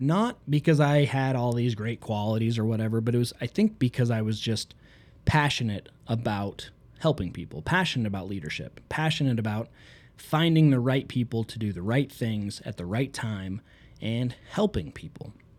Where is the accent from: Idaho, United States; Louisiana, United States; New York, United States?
Idaho, United States; Southeast; I'm from Southeast Idaho, where I grew up in a city of 3,000 people.